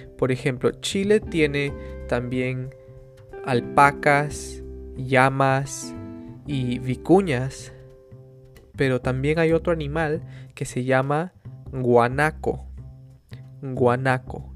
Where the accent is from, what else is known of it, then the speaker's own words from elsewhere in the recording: Peru; yo nací, I was born, yo nací en el Perú